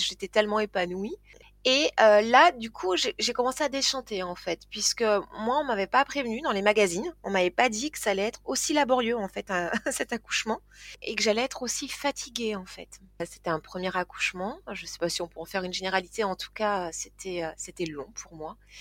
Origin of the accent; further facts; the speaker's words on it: Toulouse, Occitania, France; now in Tarn-et-Garonne, France; je suis euh, née à Toulouse, euh, j'ai grandi à Toulouse